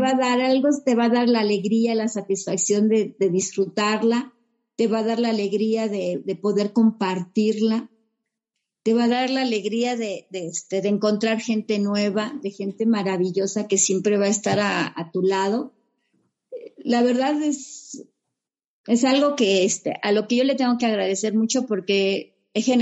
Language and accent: Spanish; Metepec, State of Mexico, Mexico; ¿Y de dónde vienes? No, pues que de, este, yo vengo de Metepec.